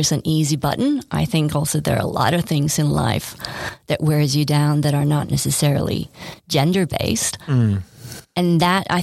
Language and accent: English; Sweden; moved away as an adult; also born or lived in New York City; now in Australia; I grew up in Sweden.